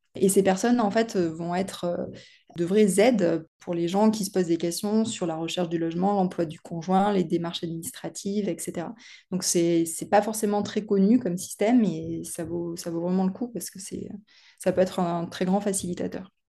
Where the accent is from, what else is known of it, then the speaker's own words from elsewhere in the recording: the South-West, south-west France, France; moved away as an adult; also born or lived in Paris; je suis née dans le Sud-Ouest et j'y ai passé la plus grande partie de mon enfance